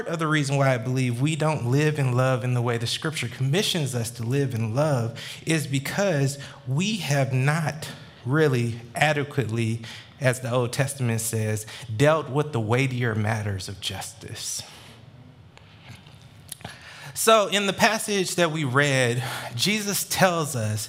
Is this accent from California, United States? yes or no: no; Atlanta, Georgia, United States; born and raised in Metro Atlanta